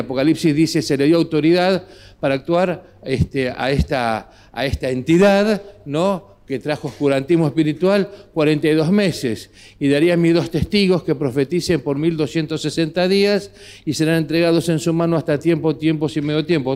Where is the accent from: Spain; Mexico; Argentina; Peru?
Argentina; nuestra realidad como sociedad aquí en Argentina, con nuestras características, nuestra idiosincrasia